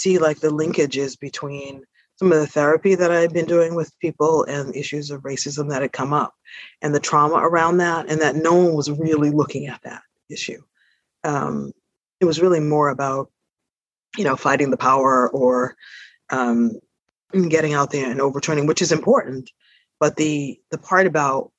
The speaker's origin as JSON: {"language": "English", "town": "Boston", "region": "Massachusetts", "country": "United States", "tie": "born or raised there", "also_born_or_lived": "Paris, France / South Africa", "moved": "as an adult", "said": "I am a Bostonian, and I was born in Boston. My parents were from the South, and they basically migrated to Boston, and that's my formative years have been spent here"}